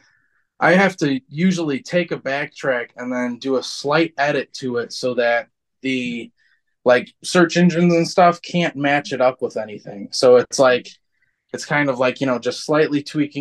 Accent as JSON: {"language": "English", "region": "Michigan", "country": "United States", "said": "Where are you from? And I'm like, Michigan"}